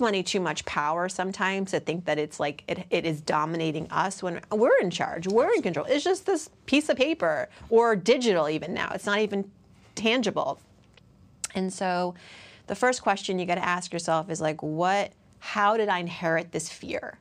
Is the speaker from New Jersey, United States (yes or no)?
no; Worcester, Massachusetts, United States; I grew up in Worcester, Massachusetts, which then and still, largely white